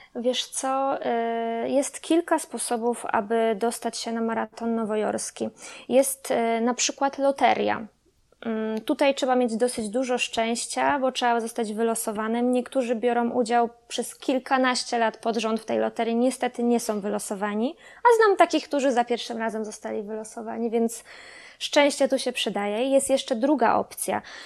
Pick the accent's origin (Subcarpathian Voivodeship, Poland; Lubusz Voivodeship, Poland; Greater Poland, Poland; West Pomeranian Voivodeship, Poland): Lubusz Voivodeship, Poland; Kostrzyn nad Odrą; Na stałe mieszkam od urodzenia w Kostrzynie nad Odrą